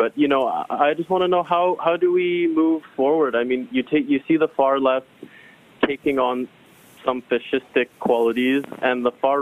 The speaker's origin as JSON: {"language": "English", "town": "Vancouver", "region": "British Columbia", "country": "Canada", "said": "I'm a Canadian. I'm from Vancouver."}